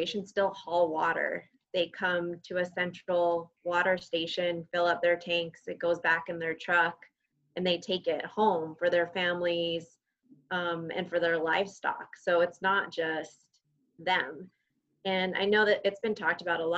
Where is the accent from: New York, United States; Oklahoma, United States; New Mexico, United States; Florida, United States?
New Mexico, United States; Santa Fe; I grew up in Santa Fe, New Mexico